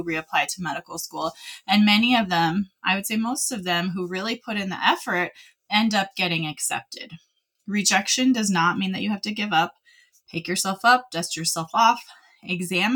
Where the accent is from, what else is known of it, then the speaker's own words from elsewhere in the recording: California, United States; moved away as an adult; now in Utah, United States; I spent most of my life in California